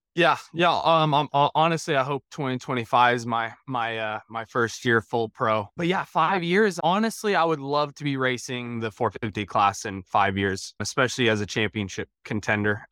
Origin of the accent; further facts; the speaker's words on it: Colorado, United States; I grew up in Colorado, um, kinda out east of, uh, the Denver area, so out there in the plains